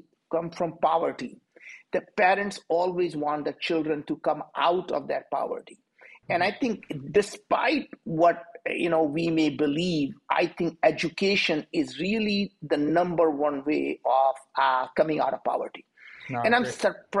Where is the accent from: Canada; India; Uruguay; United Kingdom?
India; moved away as an adult; now in United States; I'm from India.